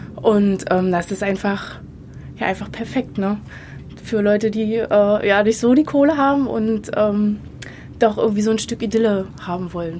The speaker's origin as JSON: {"language": "German", "town": "Potsdam", "region": "Brandenburg", "country": "Germany", "tie": "born or raised there", "said": "bin in Potsdam geboren und aufgewachsen"}